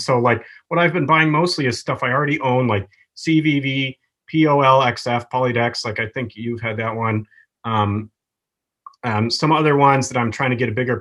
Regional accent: Wisconsin, United States; I grew up in Wisconsin

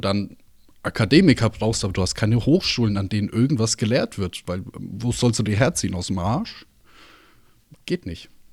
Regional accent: Germany; bei uns in Deutschland

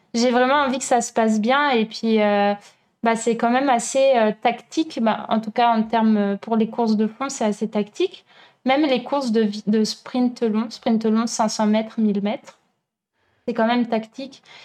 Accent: France; moved away as an adult; also born or lived in Berlin / Chile / Italy / Germany; now in Montreal, Canada; en France, donc euh, mon pays natal

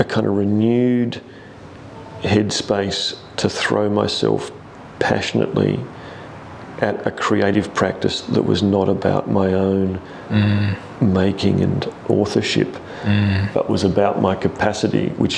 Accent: Tasmania, Australia; now in Adelaide, Australia; growing up in Tasmania

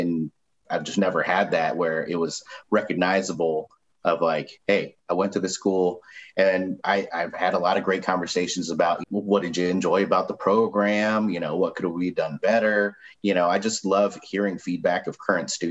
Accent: Missouri, United States; moved away as an adult; also born or lived in Chicago / Kansas City; I moved out of my home state of Missouri

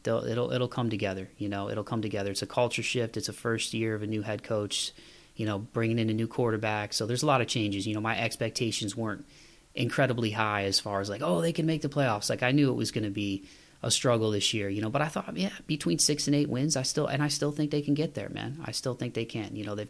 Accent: Toledo, Ohio, United States; moved away as an adult; now in Nashville area, United States; about 3 hours from where I grew up in Toledo.

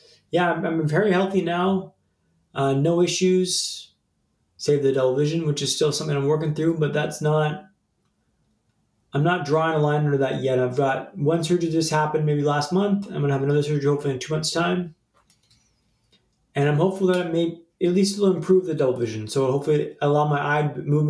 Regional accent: Vancouver, British Columbia, Canada; moved away as an adult; also born or lived in London; Vancouver, my hometown, when I lived in London

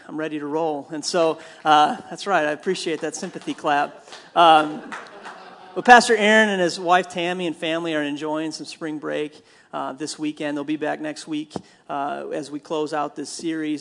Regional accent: Minnesota, United States; I'm from Minnesota

